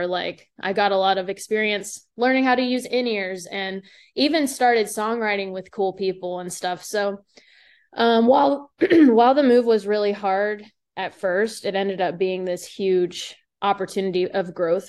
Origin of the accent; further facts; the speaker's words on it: Pittsburgh, Pennsylvania, United States; the church we started going to was a lot bigger than the church that I grew up in Pittsburgh.